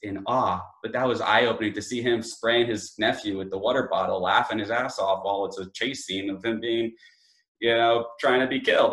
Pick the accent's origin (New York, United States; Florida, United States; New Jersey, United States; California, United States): New York, United States; Long Island; where I grew up in Long Island, from New York, in Long Island where I grew up